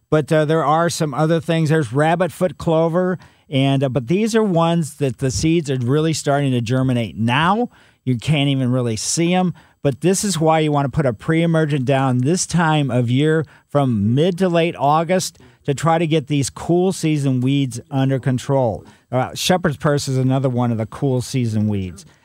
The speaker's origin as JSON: {"language": "English", "town": "Ellisville", "region": "Missouri", "country": "United States", "tie": "born or raised there", "said": "I grew up in Ellisville, so I know about the soils in West County"}